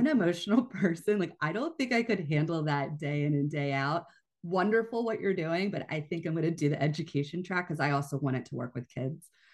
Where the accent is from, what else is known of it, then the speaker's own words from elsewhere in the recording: Pennsylvania, United States; moved away as an adult; also born or lived in Hawaii; I taught at a local high school in the area where I grew up in Pennsylvania